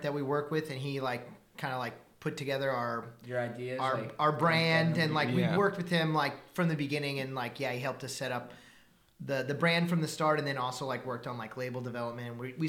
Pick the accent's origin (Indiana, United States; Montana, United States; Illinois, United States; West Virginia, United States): Indiana, United States; I'm from Indiana, so it's cold.